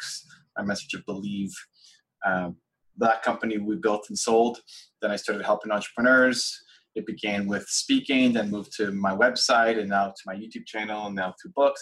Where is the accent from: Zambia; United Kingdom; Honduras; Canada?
Canada; Toronto, Ontario; my hometown of Toronto